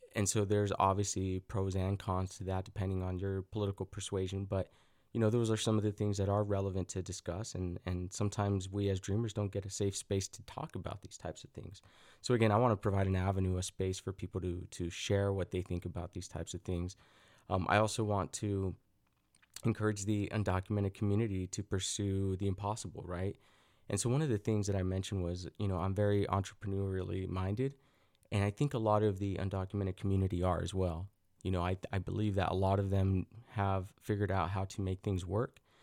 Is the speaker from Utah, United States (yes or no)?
yes; Salt Lake City, Utah, United States; also born or lived in Mexico / Los Angeles; growing up in Salt Lake City, Utah